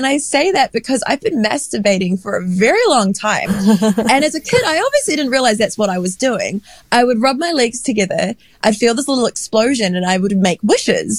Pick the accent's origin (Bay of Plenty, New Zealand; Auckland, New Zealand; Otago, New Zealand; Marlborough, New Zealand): Otago, New Zealand; Dunedin; I grew up in Utipoti, Dunedin, which is this very small town